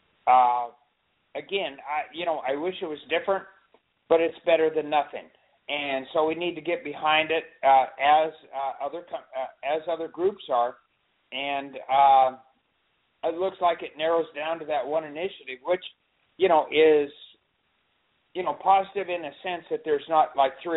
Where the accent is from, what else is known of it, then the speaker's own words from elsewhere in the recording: Olympia, Washington, United States; now in California, United States; I was born in Olympia, so I'm an official Washingtonian